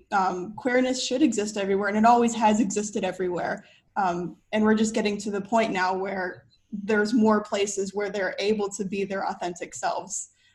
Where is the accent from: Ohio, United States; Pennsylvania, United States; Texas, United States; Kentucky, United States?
Ohio, United States; I'm from Ohio, so I grew up in the Midwest.